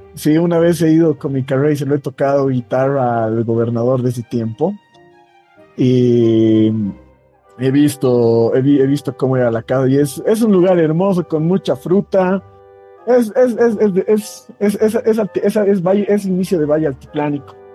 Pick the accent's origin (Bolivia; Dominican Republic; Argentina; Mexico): Bolivia; Muñecas Province, La Paz; Yo, yo vengo de la provincia de Muñecas